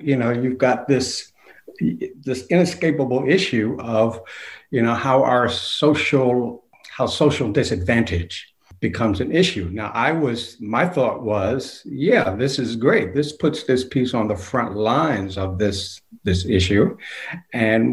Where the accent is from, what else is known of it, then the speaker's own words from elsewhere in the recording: Savannah, Georgia, United States; also born or lived in Portsmouth, New Hampshire, United States; I'm in my hometown of Savannah